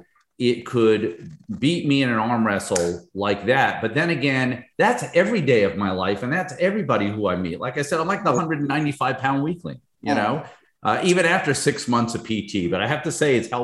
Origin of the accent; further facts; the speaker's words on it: Northern New Jersey, United States; moved away as an adult; also born or lived in Albany, New York; now in Fort Lauderdale area, United States; grew up in Northern New Jersey near Manhattan